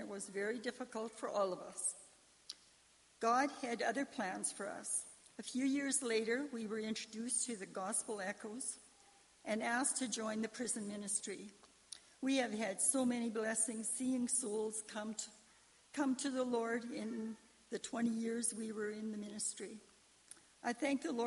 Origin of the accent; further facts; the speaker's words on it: Carrot River area, Saskatchewan, Canada; I was born in Carrick River. I grew up on a farm at Patagon